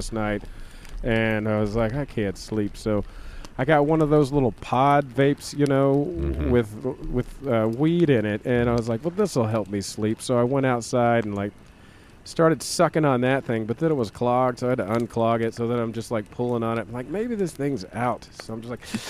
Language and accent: English; the South, United States; I'm from the South